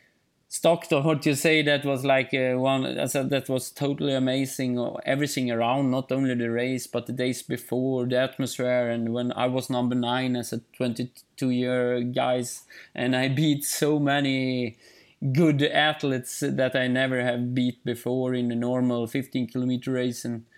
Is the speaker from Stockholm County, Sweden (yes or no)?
no; Ulricehamn, Västra Götaland, Sweden; English is a second language; But in Småland, in Eksjö, in my hometown, Ulricehamn, and in other places, then I think many people know me.